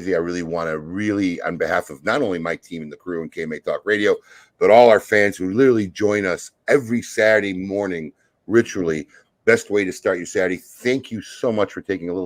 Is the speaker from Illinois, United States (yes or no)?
yes; Chicago, Illinois, United States; I grew up in Chicago. I grew up watching Michael play on the court